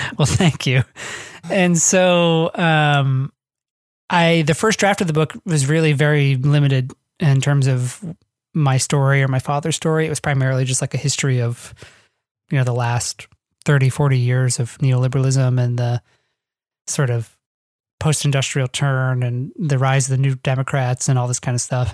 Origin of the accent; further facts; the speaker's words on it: northwest Ohio, United States; moved away; I grew up in the northwest Ohio, which is sort of the flat, boring farmland part